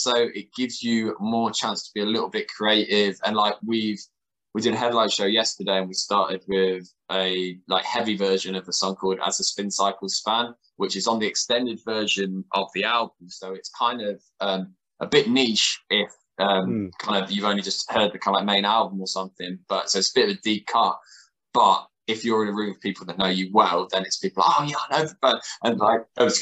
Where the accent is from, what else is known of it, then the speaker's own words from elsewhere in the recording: Colchester, East of England, United Kingdom; I'm from Colchester, same as us